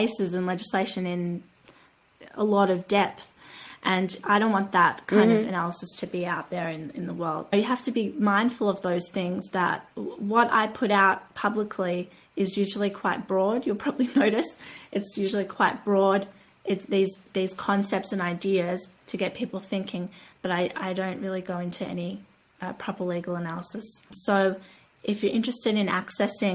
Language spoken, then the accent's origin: English; Australia; I come from Australia. Australia